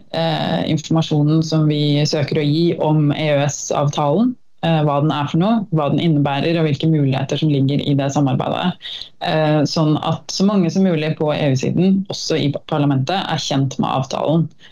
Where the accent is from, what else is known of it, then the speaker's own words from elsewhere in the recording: Norway; moved away as an adult; now in Brussels, Belgium; jeg er norsk